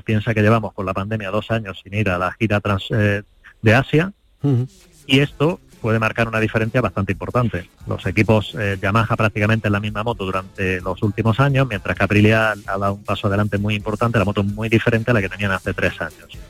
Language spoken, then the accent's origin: Spanish; Spain; Como español